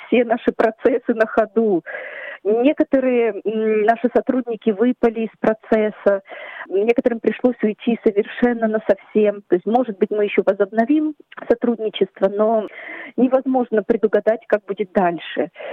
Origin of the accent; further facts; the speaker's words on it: Ukraine; now in Australia; мы с мужем, семьей, мы родом из Украины